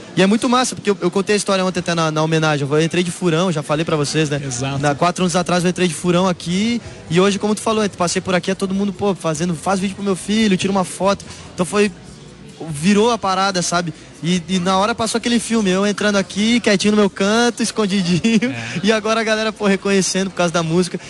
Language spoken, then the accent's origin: Portuguese; Rio Grande do Sul, Brazil; also born or lived in Santa Catarina; now in São Paulo, Brazil; Eu sou gaúcho, mas estou morando em São Paulo.